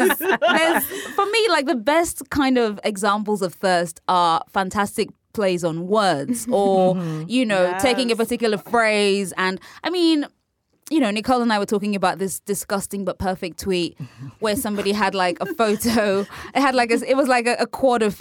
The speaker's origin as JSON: {"language": "English", "country": "United Kingdom", "said": "I'm British and we say cock"}